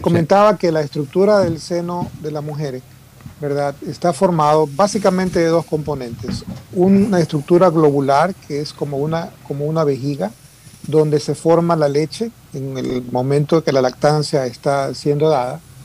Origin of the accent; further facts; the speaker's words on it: Guayaquil, Guayas, Ecuador; moved away as an adult; now in Houston, United States; yo soy producto ecuatoriano, soy guayaquileño de tu barrio